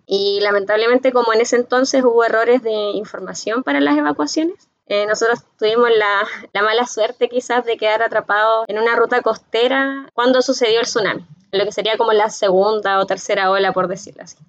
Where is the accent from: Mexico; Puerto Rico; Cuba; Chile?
Chile; Concepción, Biobío; also born or lived in Talcahuano; soy oriunda de Concepción Talcahuano, que son ciudades de la zona central de Chile